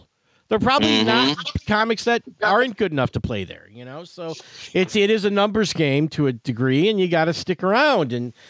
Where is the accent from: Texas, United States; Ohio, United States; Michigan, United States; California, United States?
Michigan, United States; Detroit; And it was the same deal as a potluck, and because I was from Detroit, I had arranged, so I got to go on.